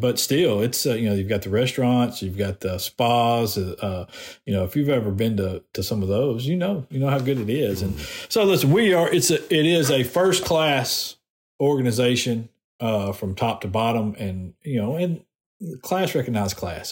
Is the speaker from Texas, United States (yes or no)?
no; Decatur, Alabama, United States; moved away; i am from Decatur. Um, I know a bunch of people in Decatur still. My parents still live in Decatur, and most of my family still lives there